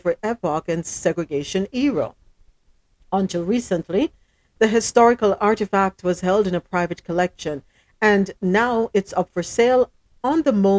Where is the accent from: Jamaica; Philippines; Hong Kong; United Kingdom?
Jamaica; moved away as an adult; now in United States; I'm Jamaican